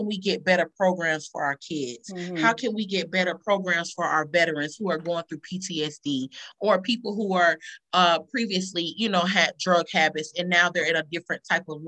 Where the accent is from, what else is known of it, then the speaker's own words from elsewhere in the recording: Columbus, Georgia, United States; In the city we live in, we're from Columbus, Georgia